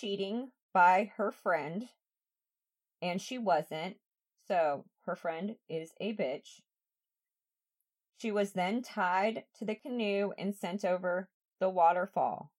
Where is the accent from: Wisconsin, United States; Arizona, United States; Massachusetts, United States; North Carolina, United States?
Massachusetts, United States; Franklin; my hometown and all the areas that I went to while growing up. So I lived in Franklin, and right down the road was Rentham